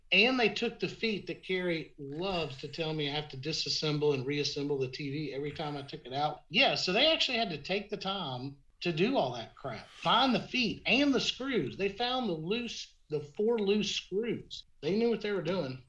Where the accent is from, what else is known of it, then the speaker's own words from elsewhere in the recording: Decatur, Georgia, United States; I'm from Decatur